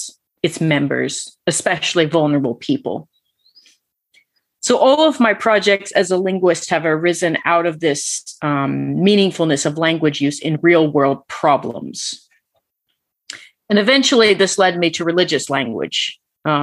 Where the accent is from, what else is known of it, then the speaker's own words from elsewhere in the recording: Georgia, United States; moved away as an adult; also born or lived in Alaska / Atlanta, Georgia; now in England, United Kingdom; I was born in Alaska, but raised mostly in Georgia